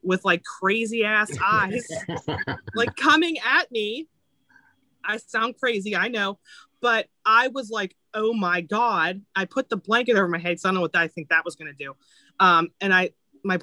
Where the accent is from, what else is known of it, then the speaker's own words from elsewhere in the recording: Florida, United States; I grew up in Florida and Tampa was my team